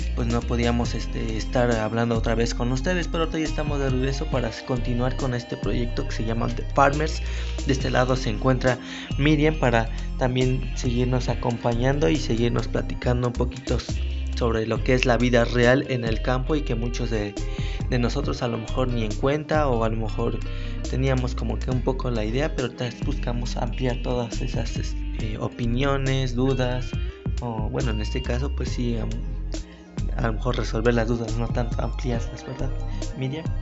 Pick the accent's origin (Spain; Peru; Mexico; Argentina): Mexico; nosotros como mexicanos